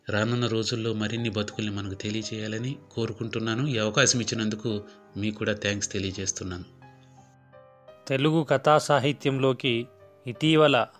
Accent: Nellore district, Andhra Pradesh, India; మా ఊరు నెల్లూరు జిల్లా కావచ్చు

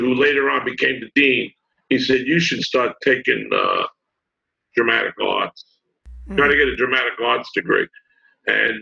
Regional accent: New Rochelle, New York, United States; I grew up in New Rochelle, the town over

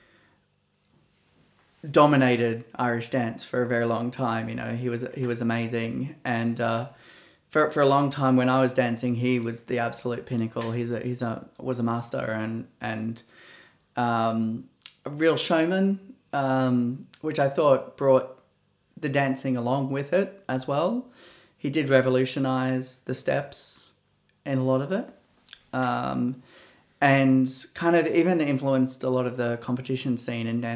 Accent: Australia; my tradition as an Australian

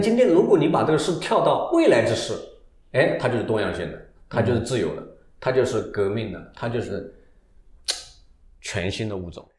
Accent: China; 我们中国人

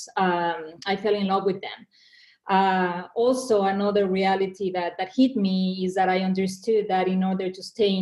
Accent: Mexico; English is a second language; moved away as an adult; also born or lived in Argentina / New York; now in United States; I was born and raised in Mexico

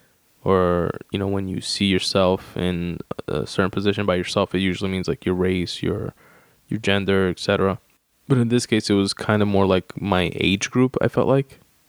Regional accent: New York, United States; I'm from New York

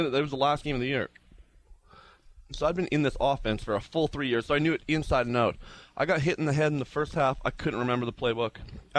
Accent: Canada

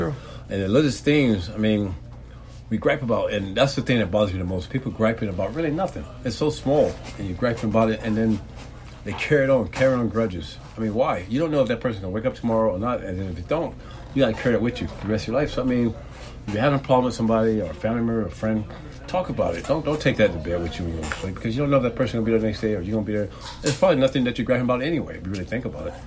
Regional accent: Tampa, Florida, United States; I'm originally from Tampa, Florida

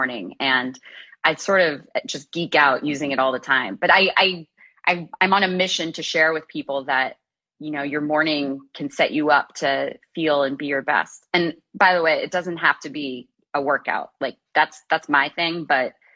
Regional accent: Kansas City, United States; I grew up in the Midwest in Kansas City playing sports, basketball, tennis, and soccer.

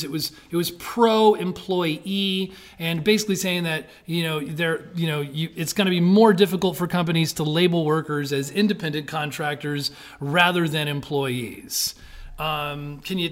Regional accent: California, United States; It's my home state

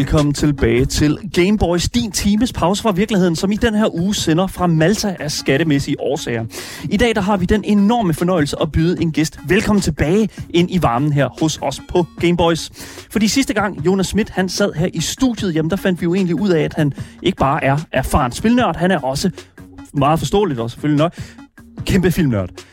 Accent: Horsens, Central Denmark Region, Denmark; jeg er fra Horsens

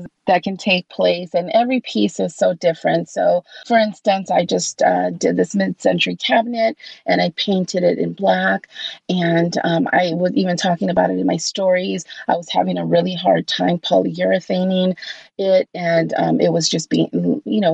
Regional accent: Los Angeles, California, United States; also born or lived in Covina, California; I did grow up in California. I actually grew up in Los Angeles. I lived there until I was 14 years old

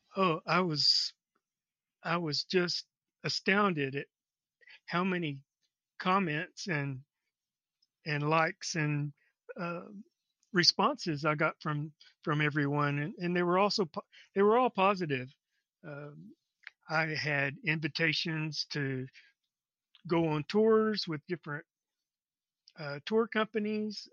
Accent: Texas, United States; I live in Corpus Christi, Texas. I've lived in around Texas most of my life

